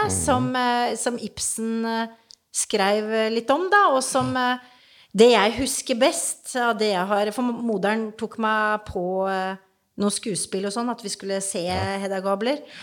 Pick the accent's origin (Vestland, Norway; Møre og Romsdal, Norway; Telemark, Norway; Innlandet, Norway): Telemark, Norway; Grenland; born or raised there; also born or lived in Oslo